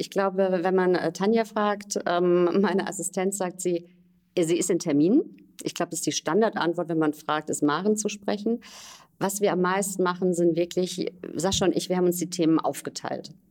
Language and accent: German; Rhineland-Palatinate, Germany; moved away; ähm, 46 Jahre alt, gebürtig aus der Pfalz